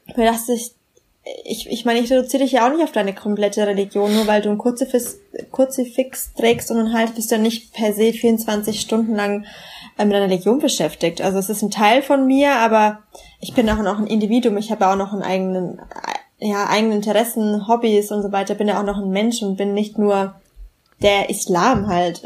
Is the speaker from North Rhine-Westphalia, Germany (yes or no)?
no; Bamberg, Bavaria, Germany; in Bamberg, wo ich aufgewachsen bin